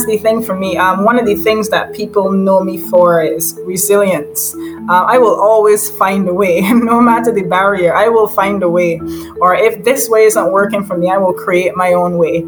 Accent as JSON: {"language": "English", "country": "Barbados", "tie": "born or raised there", "also_born_or_lived": "St. Michael, Barbados / St. George, Barbados / United Kingdom", "moved": "as an adult", "said": "I am from Barbados, and originally, well, born in St. Michael, born and raised half in St. Michael, and then in St. George."}